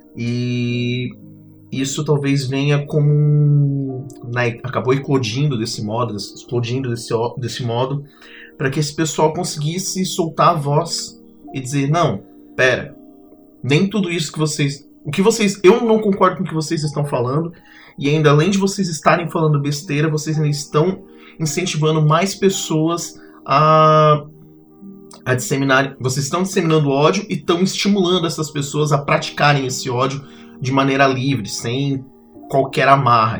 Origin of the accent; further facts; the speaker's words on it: Capivari de Baixo, Santa Catarina, Brazil; now in Florianópolis, Brazil; eu sou natural de Capivari, Tubarão Capivari, e atualmente vivo em Florianópolis